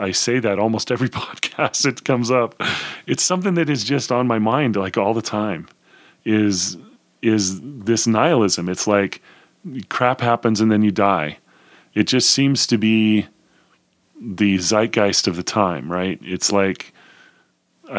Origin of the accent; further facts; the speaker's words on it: United States; as an American